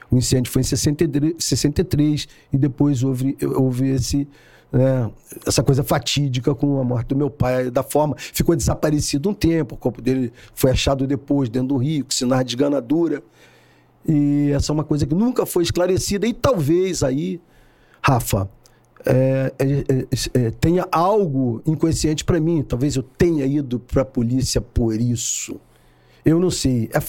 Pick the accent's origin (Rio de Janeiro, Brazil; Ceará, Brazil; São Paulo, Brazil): Rio de Janeiro, Brazil; São Gonçalo; eu sou de São Gonçalo, sou um filho de São Gonçalo, nasci em 1958.